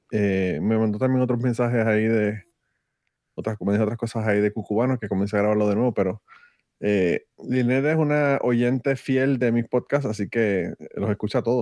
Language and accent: Spanish; Puerto Rico